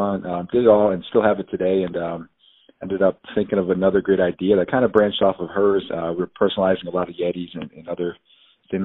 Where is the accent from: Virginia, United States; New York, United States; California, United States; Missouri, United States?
New York, United States; Buffalo; moved away as an adult; also born or lived in Arizona; born and raised in Buffalo, New York, 5 brothers